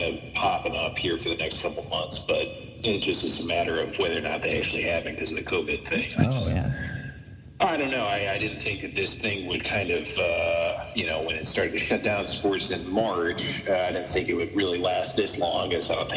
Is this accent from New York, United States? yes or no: no; St. Louis, Missouri, United States; I am from St. Louis, but I just haven't spent as much time here over the last 5 or 6 years